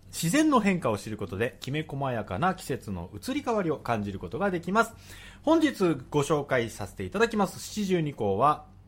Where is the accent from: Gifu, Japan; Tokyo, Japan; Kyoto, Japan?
Tokyo, Japan; 出身は僕富山県じゃなくて東京都なんですけど